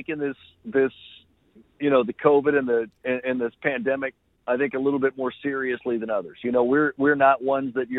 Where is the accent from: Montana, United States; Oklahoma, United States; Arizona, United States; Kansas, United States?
Oklahoma, United States; born or raised there